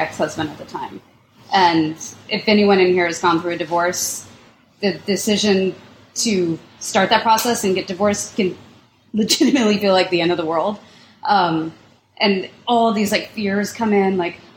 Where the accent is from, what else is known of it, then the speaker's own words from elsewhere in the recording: Lawrence, Kansas, United States; I grew up in Lawrence, Kansas, so the Jayhawks, and I was afraid of the mascot